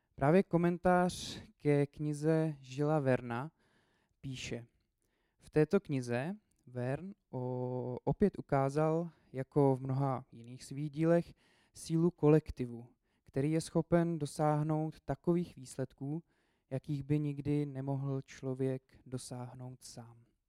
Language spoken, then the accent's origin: Czech; Česká Lípa, Liberec Region, Czechia; now in Brno, Czech Republic; Já jsem původně z České Lípy, eh, a do Brna jsem se dostal kvůli škole. Potom jsem tam zůstal.